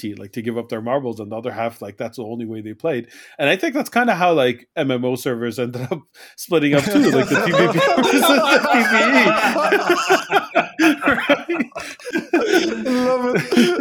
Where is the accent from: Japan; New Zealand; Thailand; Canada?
Canada; I'm Canadian